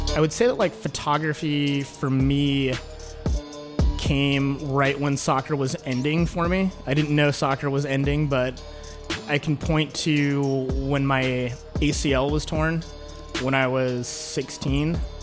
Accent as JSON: {"language": "English", "town": "Kansas City", "region": "Missouri", "country": "United States", "tie": "born or raised there", "also_born_or_lived": "Santa Cruz, California / Roanoke, Virginia", "moved": "as an adult", "lives_now": "Washington, D.C., United States", "said": "grew up in Kansas City"}